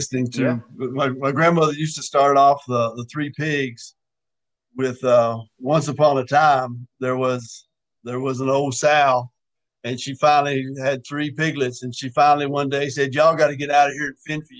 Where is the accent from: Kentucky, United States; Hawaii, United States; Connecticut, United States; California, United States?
Kentucky, United States; growing up in Kentucky with Walter Cronkite on the news